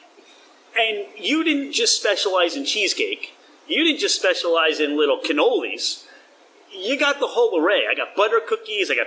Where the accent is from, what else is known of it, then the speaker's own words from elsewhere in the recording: New Jersey, United States; I grew up in South Jersey.